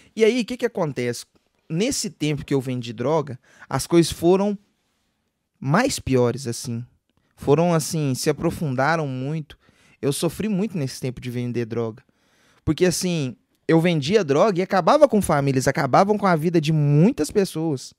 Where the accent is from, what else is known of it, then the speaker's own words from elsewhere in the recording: Divinópolis, Minas Gerais, Brazil; sou nascido e criado lá, em Divinópolis